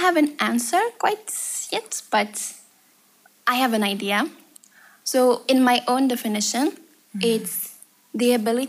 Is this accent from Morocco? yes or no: yes; Morocco; I'm from Morocco.